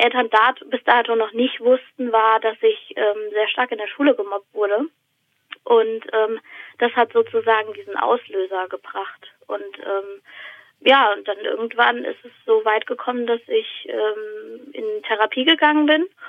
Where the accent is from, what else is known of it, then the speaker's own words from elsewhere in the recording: Weilburg, Hesse, Germany; now in Odenwald, Germany; ich bin in äh, Weilburg an der Lahn aufgewachsen